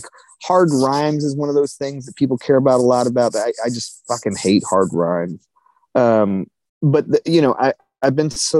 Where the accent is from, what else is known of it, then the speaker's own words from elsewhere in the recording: North Carolina, United States; I'm from the Lower Piedmont in North Carolina, so I listen to a lot of Piedmont blues artists